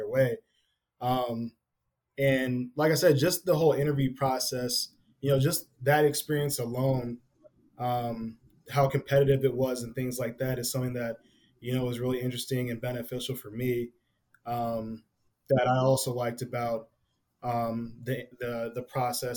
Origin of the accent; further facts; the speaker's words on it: Naperville, Illinois, United States; I'm from the Naperville, Aurora area